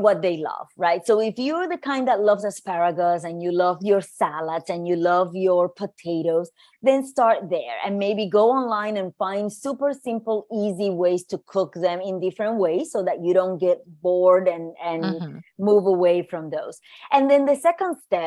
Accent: Puerto Rico; moved away as an adult; also born or lived in New York; I grew up in Puerto Rico, but I moved to New York to go to school

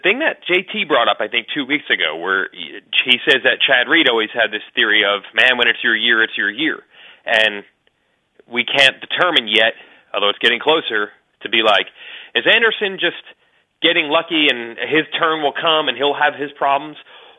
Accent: Canada; Being Canadian, that's not a Canadian thing.

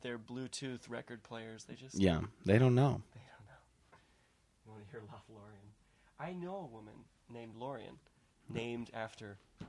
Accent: San Diego, California, United States; Cardiff, just north from where I grew up in San Diego.

